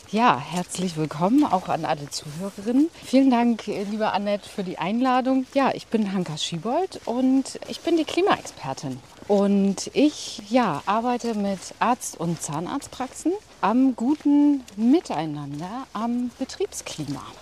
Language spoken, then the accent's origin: German; Rostock, Mecklenburg-Vorpommern, Germany; ich komme aus Rostock und habe meine Ausbildung an der medizinischen Fachschule gemacht.